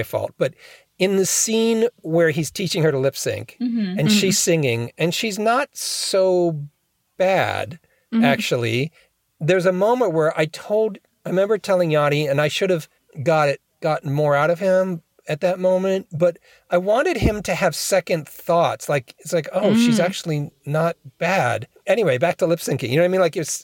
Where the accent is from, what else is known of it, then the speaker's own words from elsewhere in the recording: Hollidaysburg, Pennsylvania, United States; My hometown is named Hollidaysburg, Pennsylvania